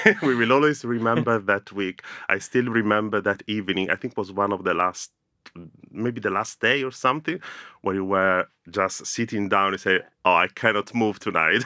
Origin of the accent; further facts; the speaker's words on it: Rome, Lazio, Italy; moved away as an adult; now in London, United Kingdom; growing up in Rome was great